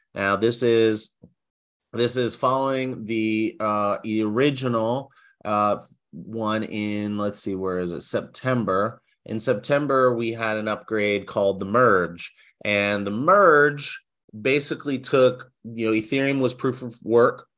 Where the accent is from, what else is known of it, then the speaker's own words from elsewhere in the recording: United States; as an American citizen